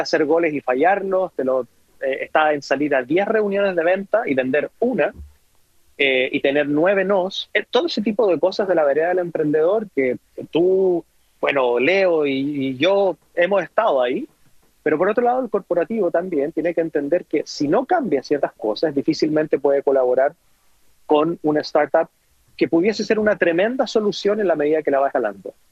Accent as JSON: {"language": "Spanish", "region": "Antofagasta", "country": "Chile", "tie": "born or raised there", "moved": "as an adult", "said": "hace muchos años que no voy a mi natal Antofagasta"}